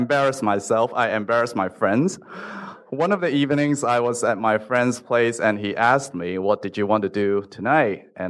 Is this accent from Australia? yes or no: no; Hong Kong; English is a second language; moved away as an adult; also born or lived in Los Angeles; I was born and raised in Hong Kong, so when I was studying English in a local school, everyone speaks just like me, including the teacher who was also born in Hong Kong.